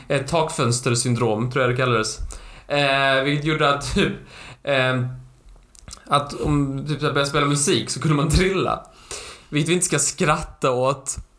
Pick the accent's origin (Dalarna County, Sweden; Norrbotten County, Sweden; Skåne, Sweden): Skåne, Sweden; accent: Skånska; På min skånska